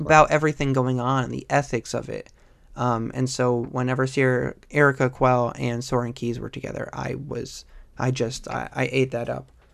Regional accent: New York, United States; I'm from New York

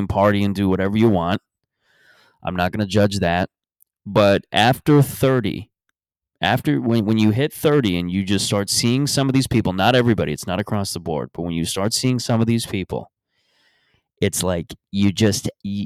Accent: Mississauga, Ontario, Canada; moved away; I go back to Mississauga next. I'm thinking of just walking into my hometown bar

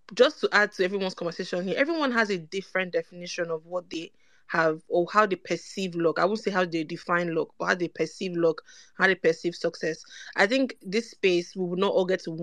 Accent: Benin City, Edo, Nigeria; moved away as an adult; now in United Kingdom; I grew up in Benin City

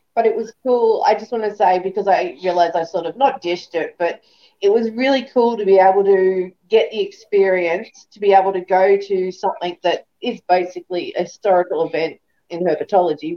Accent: Australia; being Australian

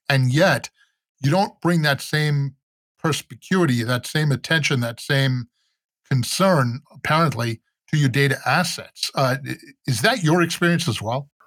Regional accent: New York, United States; I'm from New York

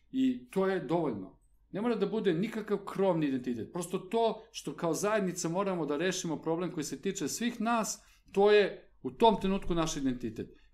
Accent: Belgrade, Serbia; ja sam odrastao na Novom Beogradu, rodio sam se, dakle, i praktično od rođenja živeo na Novom Beogradu. Mi smo bili jako privrženi tom svom kraju.

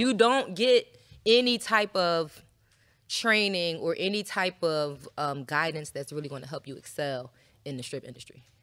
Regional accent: Philadelphia, Pennsylvania, United States; now in Atlanta, United States; I'm from Philly

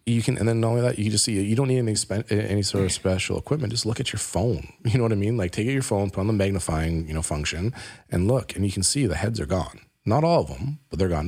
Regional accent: Canada; we're Canadian

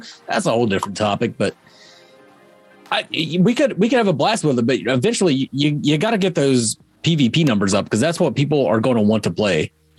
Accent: West Virginia, United States; I'm from West Virginia, and I talk more better than you guys.

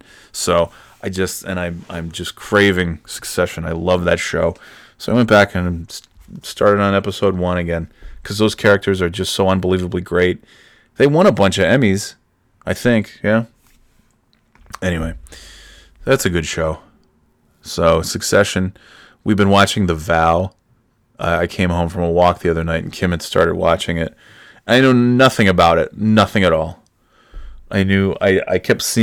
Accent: Burnt Hills, New York, United States; moved away; I'm from Burn Hills

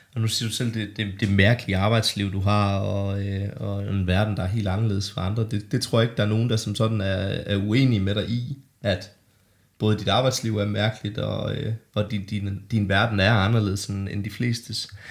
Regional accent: Denmark; mig og min lillebror David øh, boede hjemme i Bollerslev

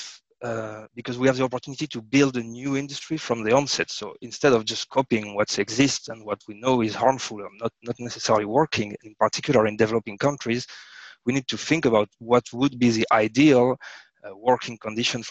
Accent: France; I was born in France, so in France we have a lot of cheeses, wine

